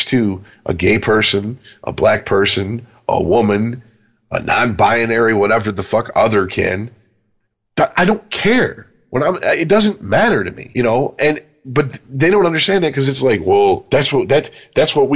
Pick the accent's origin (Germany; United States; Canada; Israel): United States; born or raised there